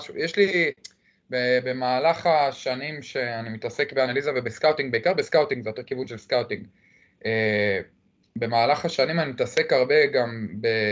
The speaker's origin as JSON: {"language": "Hebrew", "town": "Jerusalem", "region": "Jerusalem District", "country": "Israel", "said": "אני מירושלים, אני בן 25"}